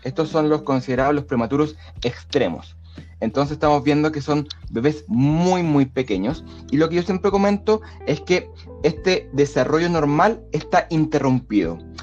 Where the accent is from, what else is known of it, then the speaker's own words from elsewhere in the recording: Chile; yo soy chileno.